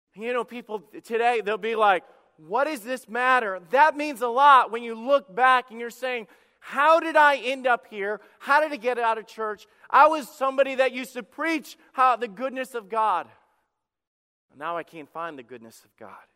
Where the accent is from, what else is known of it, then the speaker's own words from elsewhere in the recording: Alabama, United States; When I was a kid, I grew up in the South and, uh, in Alabama